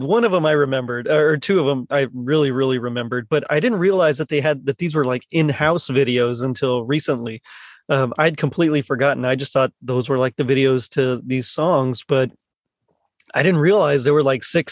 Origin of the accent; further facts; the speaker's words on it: Texas, United States; I'm from Texas, so Tex-Mex